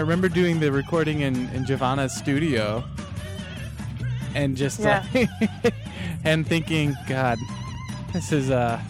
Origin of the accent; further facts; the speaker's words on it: Kansas, United States; moved away; also born or lived in Chicago; I grew up in Kansas, so I had the Kansas City radio guys when I was at the University of Kansas